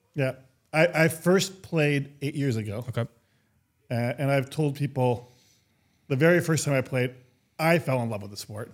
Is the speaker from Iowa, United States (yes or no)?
no; Minnesota, United States; I grew up in Minnesota.